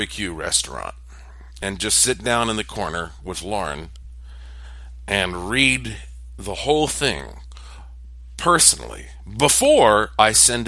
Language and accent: English; United States; to be an American